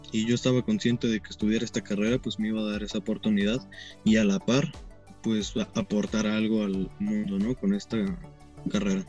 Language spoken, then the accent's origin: Spanish; Tlaquepaque, Jalisco, Mexico; Yo soy de aquí de Tlaquepaque, Jalisco, México. Nací en el 97, hace ya pues poquito más de 23 años. El 5 de septiembre cumplo, cumplo 24. Toda mi vida pues he, vivido aquí, ¿no?